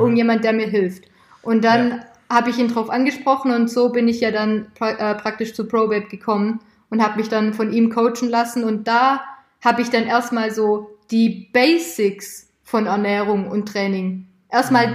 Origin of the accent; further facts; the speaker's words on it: near Stuttgart, Baden-Württemberg, Germany; ich komme aus der Nähe von Stuttgart